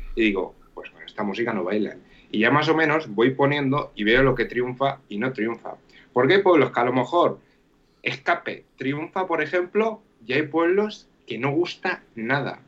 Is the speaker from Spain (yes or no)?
yes; Castilla-La Mancha, Spain; also born or lived in Gandia; yo pues llegué de Castilla-La Mancha